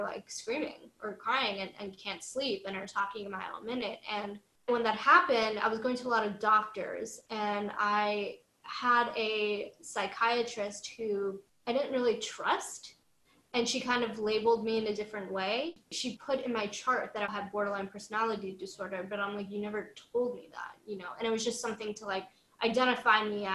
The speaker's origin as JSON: {"language": "English", "town": "New York City", "region": "New York", "country": "United States", "said": "this urban girl from New York City, from Washington Heights"}